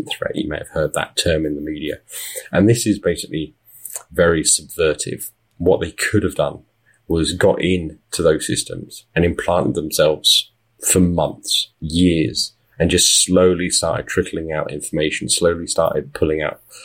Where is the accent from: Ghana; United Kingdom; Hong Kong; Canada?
United Kingdom; accent: British; moved away as an adult; now in Las Vegas, United States; I am British. You can tell from my accent, but my wife and I moved to Las Vegas.